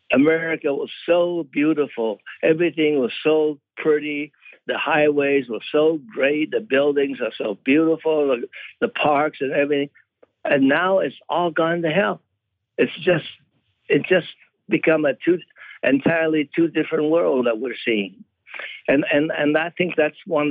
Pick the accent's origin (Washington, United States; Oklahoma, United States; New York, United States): Washington, United States; Seattle; moved away; growing up in Seattle, I live in a white area of Seattle